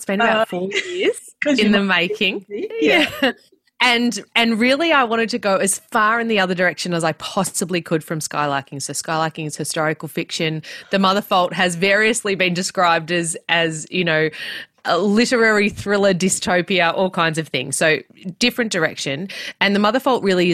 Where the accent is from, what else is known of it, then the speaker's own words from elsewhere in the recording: Melbourne, Victoria, Australia; I grew up in Melbourne, not very far from where I live right now